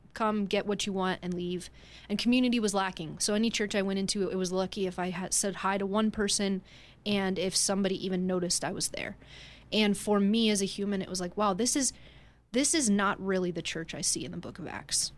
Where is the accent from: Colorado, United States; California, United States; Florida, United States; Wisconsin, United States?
Colorado, United States; Denver; we are both from Denver